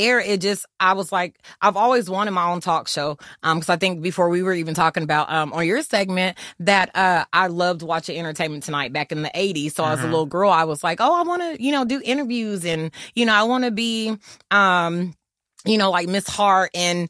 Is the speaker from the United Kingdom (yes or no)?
no; Germany; growing up in Germany, when I used to listen to … and mm-hmm. … and …, ….